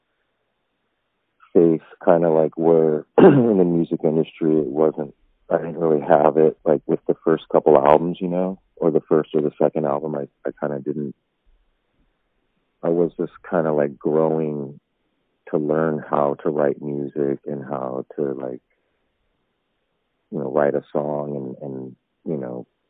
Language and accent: English; Long Beach, California, United States; I've been, like, SoCal, like, my whole life. Long Beach, L.A. area.